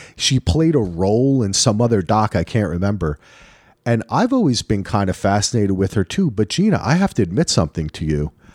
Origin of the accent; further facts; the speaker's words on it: New Jersey, United States; moved away; also born or lived in Manhattan, New York; I grew up in Jersey.